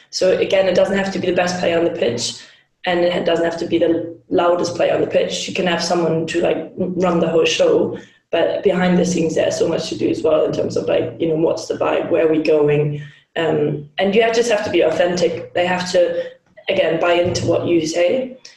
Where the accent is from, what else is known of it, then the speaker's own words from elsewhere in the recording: Hamburg, Germany; I'm Hamburg from Hamburg um, in Germany